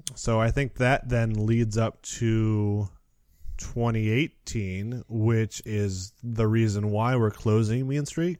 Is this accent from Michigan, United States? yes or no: yes; Muskegon, Michigan, United States; I'm from Muskegon, Michigan, so we had Michigan's Adventure